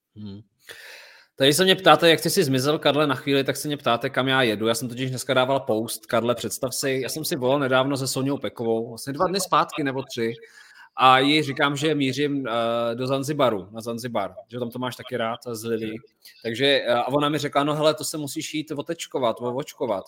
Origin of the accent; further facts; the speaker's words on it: Czechia; my jsme Češi